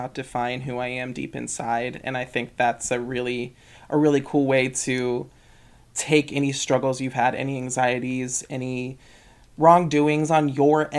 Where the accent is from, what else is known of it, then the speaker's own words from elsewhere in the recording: Dayton, Ohio, United States; moved away as an adult; now in Grand Rapids, United States; one in Dayton, my hometown in Ohio